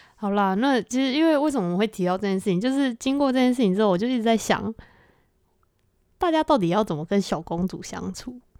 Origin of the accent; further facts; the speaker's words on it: Taiwan; 我们的，就是这一群的台湾人